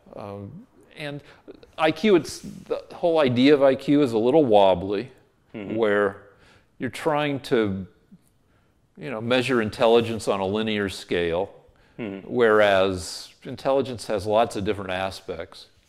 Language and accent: English; Boulder, Colorado, United States; moved away; also born or lived in Albuquerque, New Mexico; University of Colorado, which is my hometown school